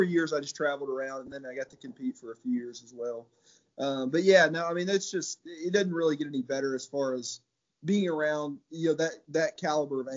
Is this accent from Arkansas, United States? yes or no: yes; Searcy, Arkansas, United States; from Searcy, Arkansas